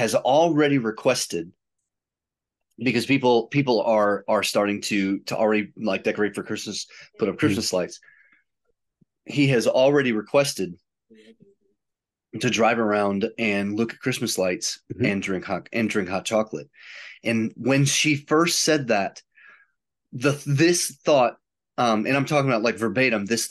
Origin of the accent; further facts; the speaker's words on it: outside of Chicago, Illinois, United States; I grew up outside of Chicago